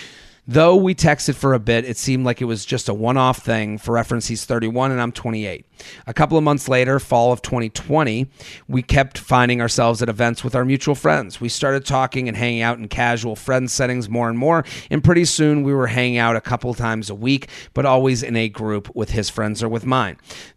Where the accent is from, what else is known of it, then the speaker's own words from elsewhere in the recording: Atlanta, Georgia, United States; now in Washington, D.C., United States; A little over a year ago, I moved from D.C. back to my hometown of Atlanta.